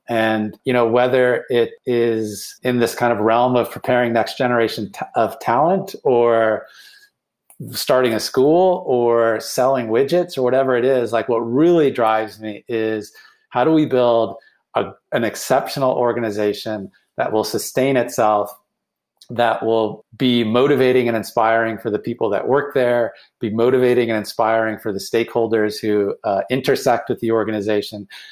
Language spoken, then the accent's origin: English; Cleveland, Ohio, United States; moved away as an adult; also born or lived in Boston; moved back to my hometown of Cleveland